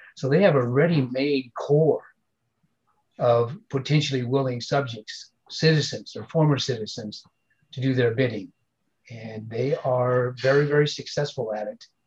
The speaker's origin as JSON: {"language": "English", "country": "United States", "said": "I'm an American"}